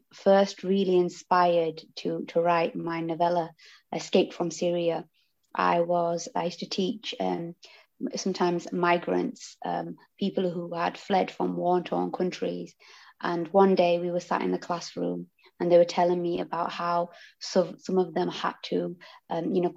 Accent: Huddersfield, Yorkshire and the Humber, United Kingdom; I'm from Huddersfield, and I live in a townhouse

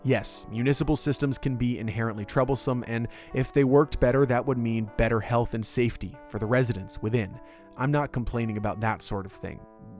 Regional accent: Orlando, Florida, United States; My city, my hometown of Orlando

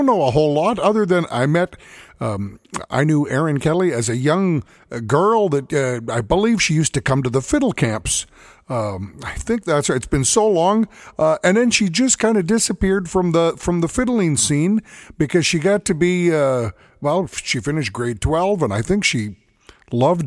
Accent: Alberta, Canada; Well, I come from Alberta

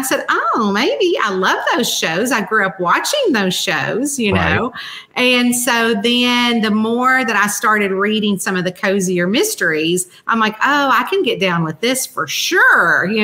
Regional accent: Central Kentucky, United States; moved away as an adult; now in Northern Kentucky, near Cincinnati, United States; I'm from Central Kentucky

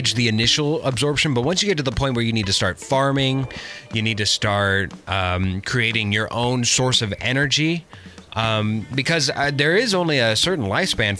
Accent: Arizona, United States; also born or lived in New York; now in Los Angeles, United States; I'm from Arizona and moved

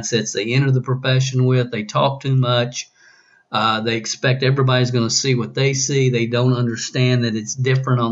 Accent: the South, United States; accent: southern; my southern accent

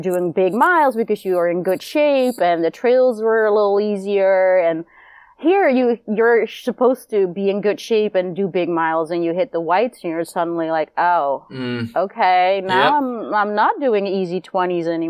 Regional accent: Netherlands; moved away as an adult; now in United States; I am originally from Holland and moved over to the States in 99

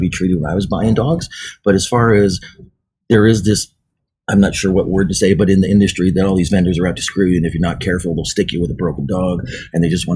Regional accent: Idaho, United States; moved away as an adult; also born or lived in Indio, California; now in Washington, United States; I went back to my home state of Idaho

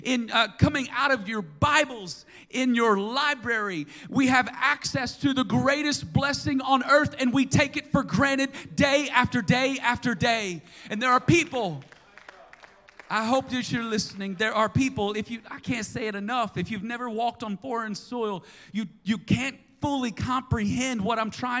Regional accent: United States; as American citizens

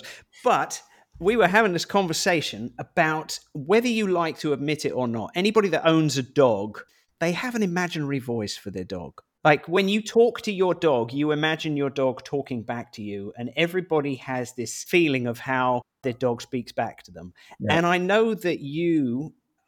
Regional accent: England, United Kingdom; now in Portugal; I'm English.

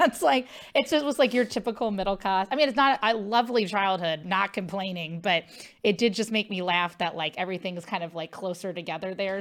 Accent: Cincinnati, Ohio, United States; I'm from Ohio, Cincinnati.

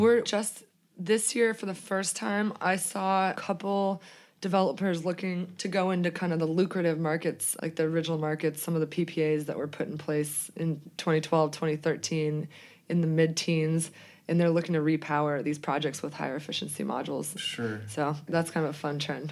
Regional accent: Boulder, Colorado, United States; growing up in Boulder, Colorado, it was always very environmentally conscious

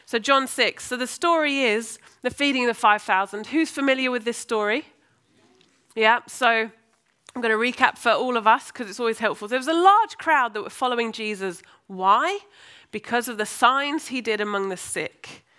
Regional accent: United States; now in Birmingham, United Kingdom; Didn't take me long to learn to lose my Americanness and learn how to interact like the English.

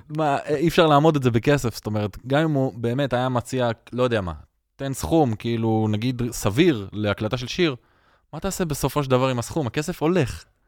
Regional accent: Jaffa, Tel Aviv District, Israel; אני נולדתי ביפו, ואני אוהד של מכבי יפו, וגדלתי בתוך הכור היתוך

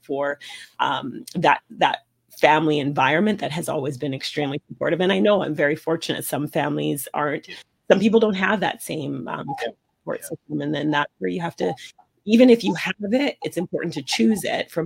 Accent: Vancouver, British Columbia, Canada; So I grew up in Vancouver.

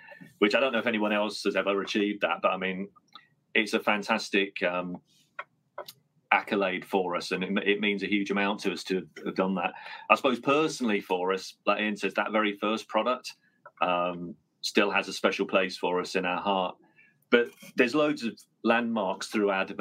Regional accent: Colchester, East of England, United Kingdom; now in Northampton, United Kingdom; from Colchester, which is Britain's oldest town

